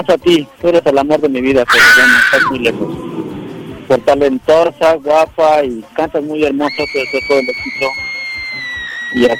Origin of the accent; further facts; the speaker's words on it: Guadalajara, Jalisco, Mexico; now in Las Vegas, United States; Pues de ahí de Guadalajara, mija. Yo nací en la ah. antigua colonia de Oblatos.